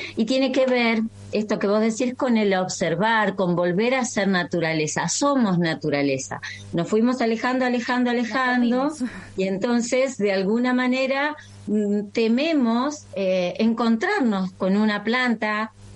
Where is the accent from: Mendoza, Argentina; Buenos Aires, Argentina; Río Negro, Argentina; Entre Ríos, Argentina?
Entre Ríos, Argentina; María Grande; Yo nací en María Grande, Entre Ríos, es decir, comparto la tierra litoraleña con ustedes